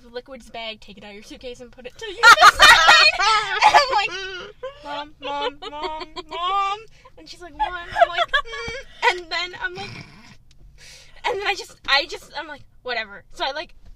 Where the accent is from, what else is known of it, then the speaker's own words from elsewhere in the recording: Ontario, Canada; I was born in Ontario